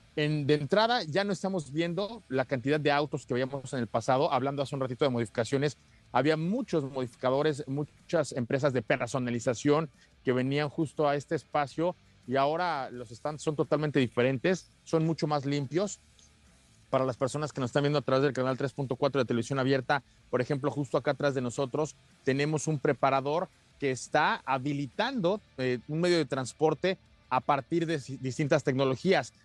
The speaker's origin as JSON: {"language": "Spanish", "country": "Mexico"}